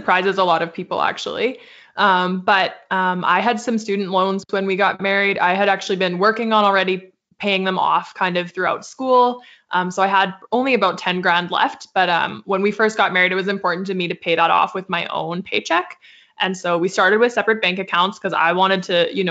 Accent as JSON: {"language": "English", "country": "Canada", "said": "we're from Canada"}